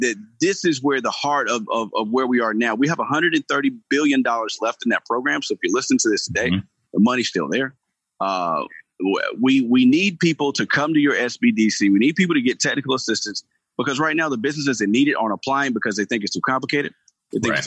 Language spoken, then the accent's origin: English; Gainesville, Georgia, United States; I grew up in Gainesville, Georgia